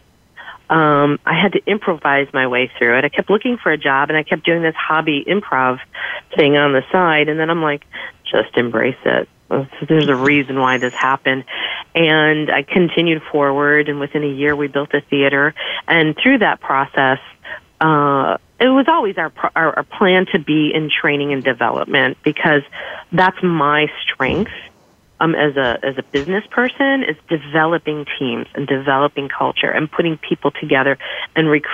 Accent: Chicago, Illinois, United States; moved away as an adult; now in Myrtle Beach, United States; I am originally from Chicago, which is home of improv, and I moved to Myrtle Beach for a job.

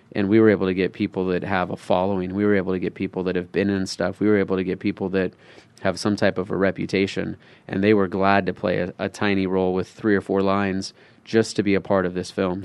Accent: Phoenix, Arizona, United States; I'm from Phoenix

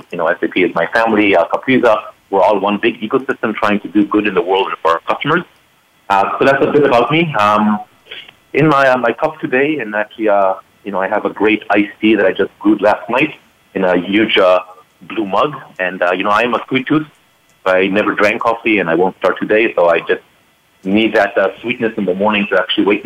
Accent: Israel; now in Palo Alto, United States; being an Israeli born and raised person

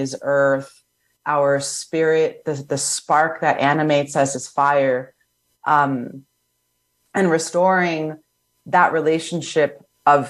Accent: New York City, New York, United States; moved away; I'm from New York City originally

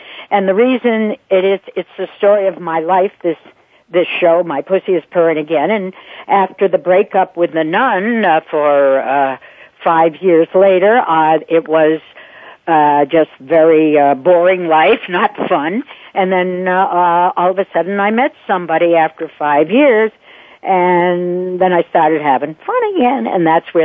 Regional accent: Boston, Massachusetts, United States; also born or lived in Paris, France; now in New York, United States; I'm from Boston

